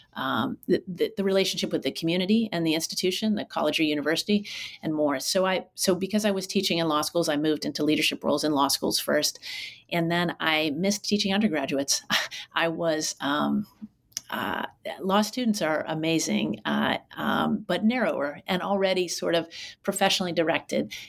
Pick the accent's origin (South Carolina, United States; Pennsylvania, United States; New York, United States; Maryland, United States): Pennsylvania, United States; Pittsburgh; moved away as an adult; also born or lived in Durham, North Carolina / Colorado Springs, Colorado / Philadelphia, Pennsylvania / Oakland, California; I grew up not too far from where you are now um, in uh, Pittsburgh, Pennsylvania, um, in the South Hills